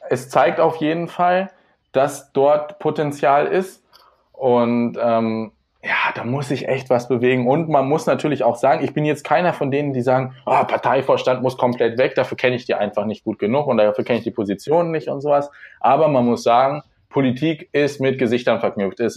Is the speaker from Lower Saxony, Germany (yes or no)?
yes; small village near Hildesheim, Lower Saxony, Germany; now in Hildesheim, Germany; ich komme aus einem kleinen Dorf in der Nähe von Hildesheim, also so 15 Kilometer südlich. Ich bin jetzt für die Ausbildung hergezogen